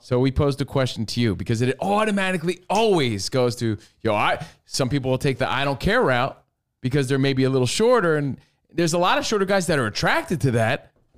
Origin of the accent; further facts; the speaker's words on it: New York, United States; growing up in New York